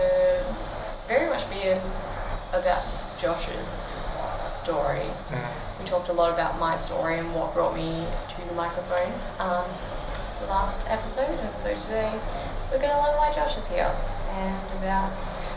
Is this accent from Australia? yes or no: yes; Mackay, Queensland, Australia; also born or lived in Bundaberg; I was born in Mackay